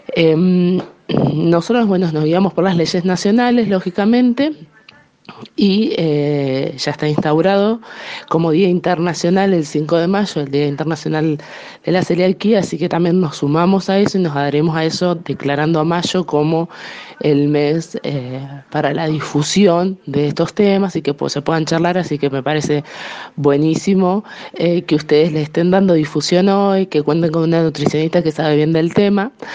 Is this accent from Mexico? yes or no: no; Felipe Solá, Buenos Aires, Argentina; yo soy particularmente de Felipe Solá